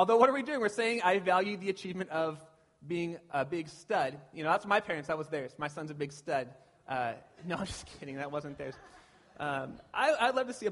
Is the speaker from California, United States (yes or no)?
yes; Pasadena, California, United States; now in Petaluma, United States; I grew up in SoCal down by Pasadena